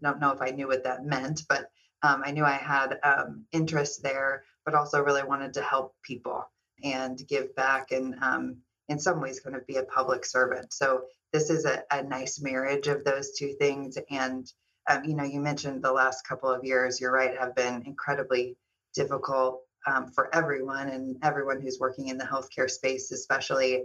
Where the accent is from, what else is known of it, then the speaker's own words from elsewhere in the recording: Kansas City, United States; also born or lived in Southern California; now in Los Angeles, United States; I'm originally from Kansas City.